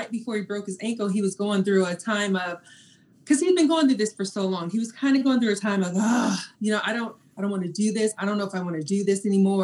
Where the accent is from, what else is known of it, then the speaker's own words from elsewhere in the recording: Texas, United States; I'm from Texas